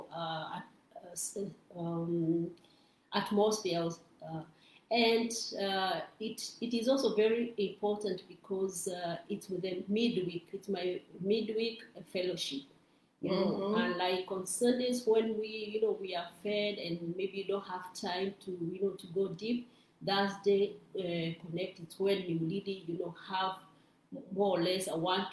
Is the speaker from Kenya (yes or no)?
yes; Kenya; now in Rome, Italy; I'm from Kenya